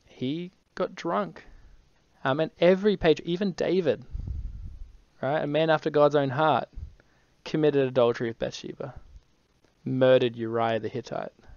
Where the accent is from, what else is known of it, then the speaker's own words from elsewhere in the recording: Brisbane, Queensland, Australia; I'm from Brisbane.